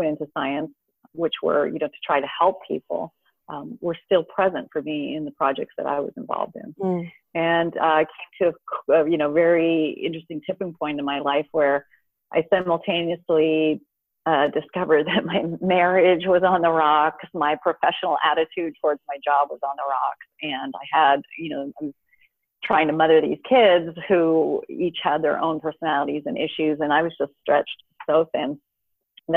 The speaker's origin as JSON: {"language": "English", "country": "Canada", "tie": "born or raised there", "also_born_or_lived": "Houston", "moved": "as an adult", "lives_now": "Southern California, United States", "said": "I grew up in Canada, so I went to the University of Toronto"}